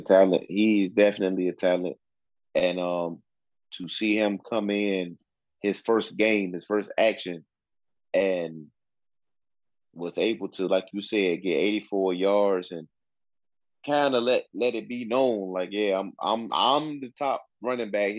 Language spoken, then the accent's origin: English; Newport News, Virginia, United States; in my hometown, in our hometown, Newport News, Virginia.